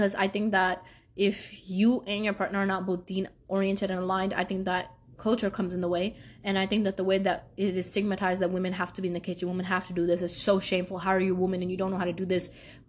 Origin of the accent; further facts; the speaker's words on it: Pakistan; I'm Pakistani.